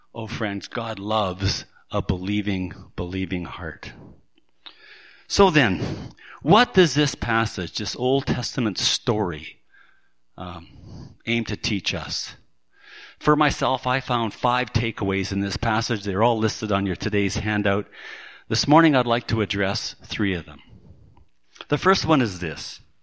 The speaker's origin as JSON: {"language": "English", "town": "Surrey", "region": "British Columbia", "country": "Canada", "tie": "born or raised there", "said": "my hometown of Surrey"}